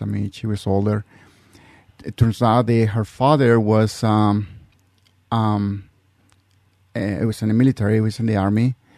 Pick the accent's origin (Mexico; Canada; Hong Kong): Mexico; English is a second language; also born or lived in California; now in Utah, United States; I'm original from Mexico